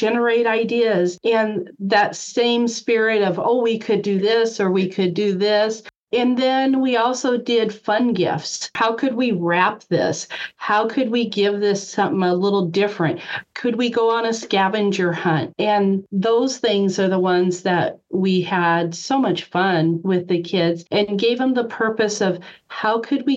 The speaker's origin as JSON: {"language": "English", "region": "Nebraska", "country": "United States", "tie": "born or raised there", "said": "I grew up in the Midwest, so mainly Nebraska"}